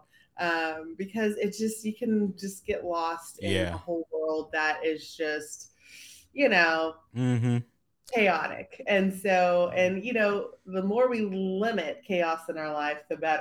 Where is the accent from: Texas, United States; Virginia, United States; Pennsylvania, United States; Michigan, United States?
Texas, United States; Abilene; moved away as an adult; also born or lived in Dallas, Texas; I grew up in Abilene, Texas